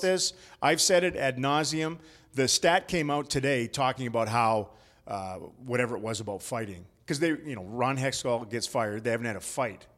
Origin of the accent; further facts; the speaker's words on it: Canada; as a Canadian